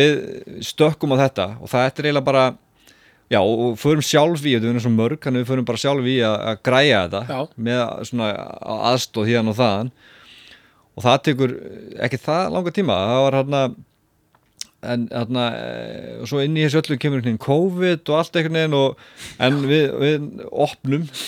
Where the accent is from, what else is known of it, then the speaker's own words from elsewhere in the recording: Selfoss, Southern Region, Iceland; ég er alltaf frá Selvfósi